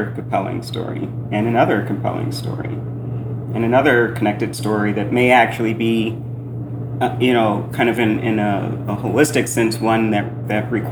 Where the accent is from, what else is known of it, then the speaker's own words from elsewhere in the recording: Indianapolis, Indiana, United States; moved away as an adult; also born or lived in New York City; I grew up in Indianapolis, Hoosier